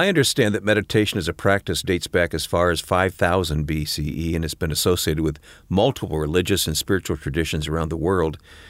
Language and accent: English; Flint, Michigan, United States; I won't tell you what year I was born in Flint, Michigan, but I was born in Flint, Michigan.